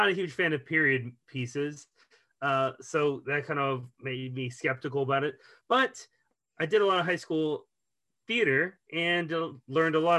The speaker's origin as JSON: {"language": "English", "region": "Texas", "country": "United States", "said": "As a Texan"}